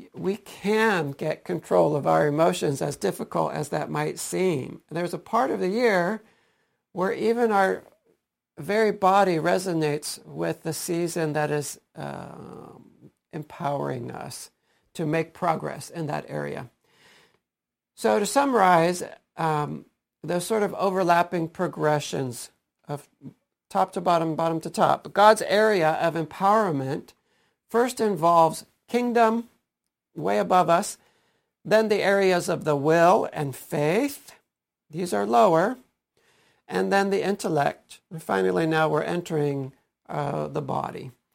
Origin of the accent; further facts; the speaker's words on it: Stow, Ohio, United States; my own experiences in public school growing up in Stowe